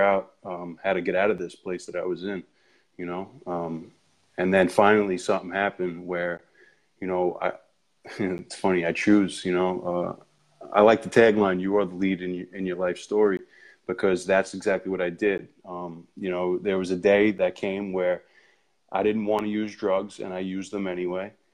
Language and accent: English; Ronkonkoma, New York, United States; I'm from Long Island, uh, grew up in Ronkonkoma